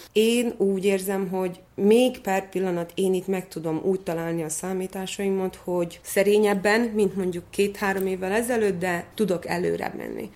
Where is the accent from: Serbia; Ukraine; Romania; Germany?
Serbia; Vojvodina; also born or lived in Szeged, Hungary; nekünk, mint vajdasági magyaroknak elismerik